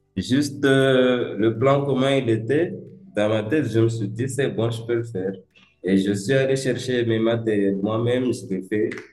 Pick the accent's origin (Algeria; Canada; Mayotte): Mayotte; also born or lived in Grande Comore, Comoros; On m'a amené à Mayotte, même pas et moi, c'est ce que ma mère m'a dit. J'ai fait la maternelle ici